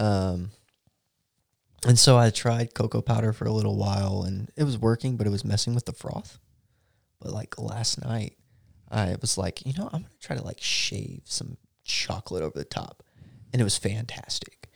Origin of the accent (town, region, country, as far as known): Texas, United States